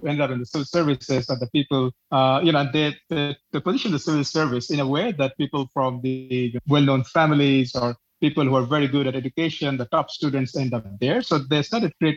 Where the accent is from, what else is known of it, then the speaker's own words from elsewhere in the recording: Bangladesh; moved away as an adult; now in Jakarta, Indonesia; I grew up in Bangladesh, but from 2006, I've been outside.